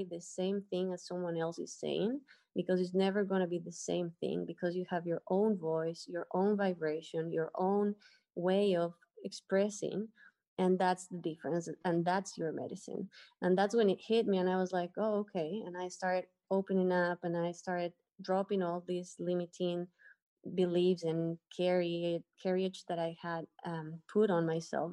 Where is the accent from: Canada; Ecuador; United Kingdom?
Ecuador; moved away as an adult; now in Dominican Republic; I am from Ecuador, and I just moved to the Dominican Republic a little bit over a month ago.